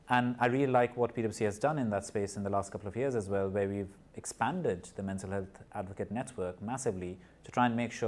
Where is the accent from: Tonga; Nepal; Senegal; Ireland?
Nepal; moved away; also born or lived in India; I was born in Nepal. I grew up in Nepal and in India.